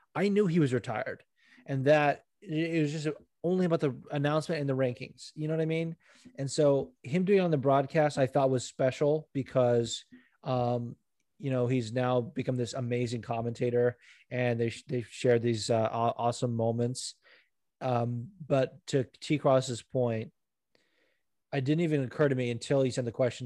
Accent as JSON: {"language": "English", "town": "Las Vegas", "region": "Nevada", "country": "United States", "tie": "born or raised there", "also_born_or_lived": "Los Angeles, California", "moved": "yes", "lives_now": "New Jersey, United States", "said": "I grew up in triple digit weather, like growing up in Vegas and then you know being"}